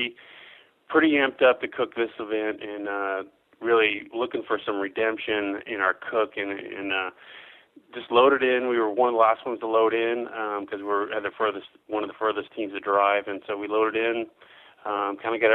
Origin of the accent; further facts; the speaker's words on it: Beaverton, Oregon, United States; we're from Beaverton, Oregon, obviously just south of Washington there, just across the river.